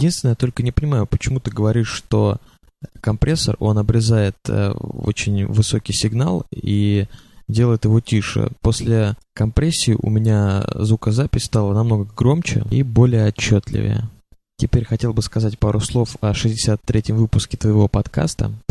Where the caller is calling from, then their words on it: Moscow, Russia; я из Москвы, в которой как раз сейчас идет дождь.